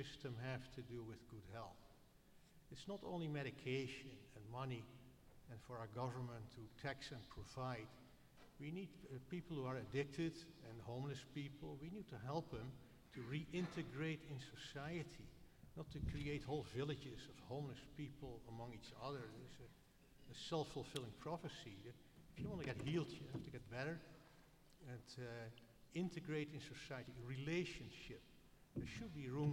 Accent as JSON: {"language": "English", "town": "Amsterdam", "region": "North Holland", "country": "Netherlands", "moved": "yes", "lives_now": "Portland, United States", "said": "I'm an immigrant from the Netherlands, Old Amsterdam, not New Amsterdam."}